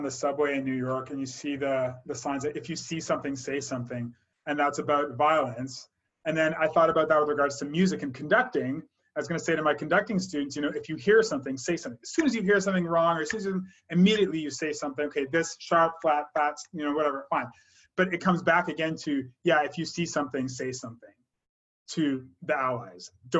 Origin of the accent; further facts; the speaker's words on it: Calgary, Alberta, Canada; also born or lived in Montreal; I was born in Montreal, and I was raised in Calgary, and I was always the only always the only Black person in the room for most of my growing up, most of my years.